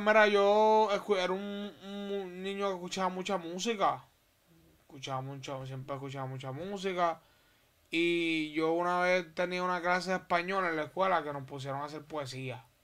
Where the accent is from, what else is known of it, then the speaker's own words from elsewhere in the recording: Puerto Rico; also born or lived in Holguín, Cuba; mi crianza completamente completamente es puertorriqueña